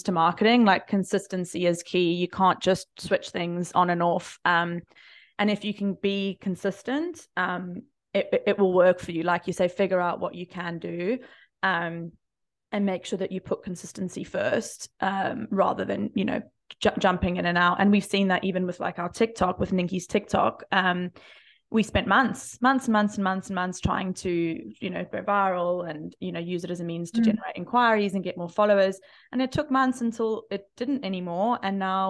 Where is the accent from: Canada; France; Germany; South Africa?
South Africa; now in Australia; I'm from South Africa